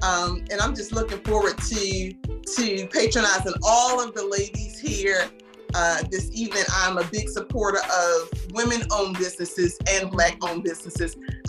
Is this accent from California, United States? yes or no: no; Baltimore, Maryland, United States; now in Winston-Salem, United States; So I am here local in the Winston-Salem area. However, I am originally from Baltimore, Maryland.